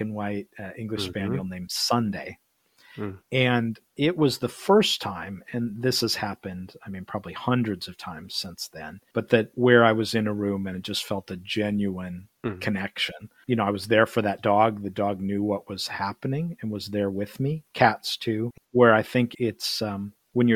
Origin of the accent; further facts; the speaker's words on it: Midwest, United States; we're both from the Midwest